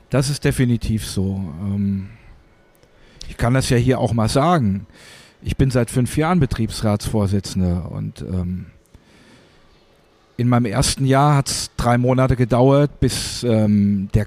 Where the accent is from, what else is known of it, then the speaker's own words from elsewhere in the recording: Hesse, Germany; Ich bin hier in Hessen aufgewachsen. Hier waren überall Garnisonen.